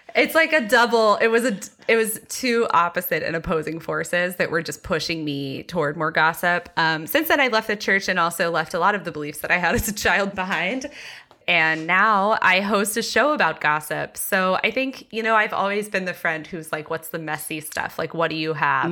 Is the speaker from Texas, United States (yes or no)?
yes; Texas, United States; I grew up very evangelical in Texas